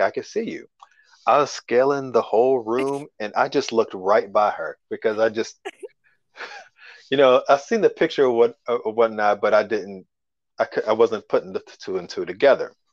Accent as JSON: {"language": "English", "region": "Kentucky", "country": "United States", "also_born_or_lived": "Chicago area", "moved": "yes", "lives_now": "Chicago, United States", "said": "I'm from Kentucky, but I'm living in the uh, Chicago area"}